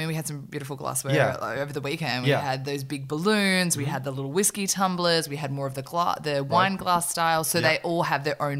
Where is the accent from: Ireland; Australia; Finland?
Australia; Broken Hill, New South Wales; moved away; I grew up in a small country town in Australia called Broken Hill.